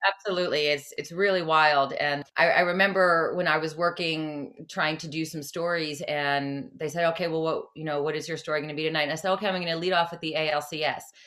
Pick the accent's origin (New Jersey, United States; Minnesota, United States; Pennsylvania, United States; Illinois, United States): New Jersey, United States; moved away as an adult; my whole family stayed in Jersey